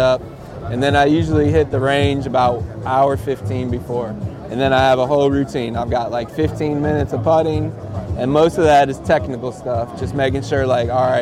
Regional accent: Cleveland, Ohio, United States; now in Auburn, United States; I grew up in Cleveland

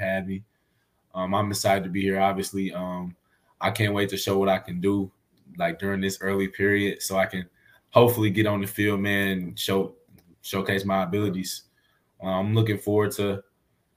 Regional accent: Arkansas, United States; which is where I'm from. We're all from Arkansas

